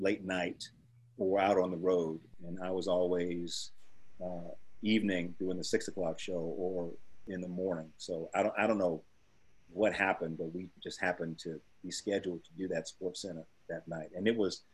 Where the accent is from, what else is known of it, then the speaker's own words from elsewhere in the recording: Chapel Hill, North Carolina, United States; growing up in North Carolina